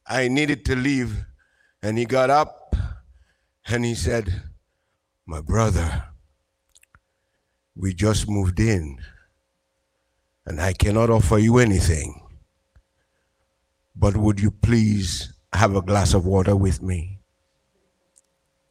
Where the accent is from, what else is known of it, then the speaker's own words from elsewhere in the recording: Dominica; also born or lived in Antigua; now in Boston, United States; Originally, I'm from Dominica in the Caribbean